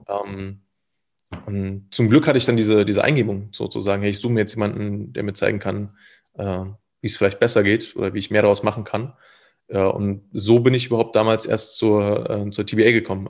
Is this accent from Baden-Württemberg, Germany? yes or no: no; Thuringia, Germany; moved away as an adult; also born or lived in Leipzig; ich kam aus einem äh, relativ kleinen Dorf mit so 300 Einwohnern